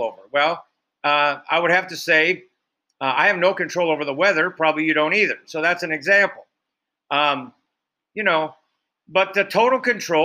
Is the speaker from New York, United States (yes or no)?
no; Iowa, United States; I grew up in Iowa